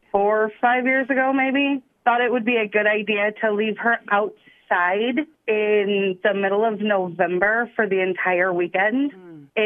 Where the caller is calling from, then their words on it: Ankeny, Iowa, United States; … and in Ankeny.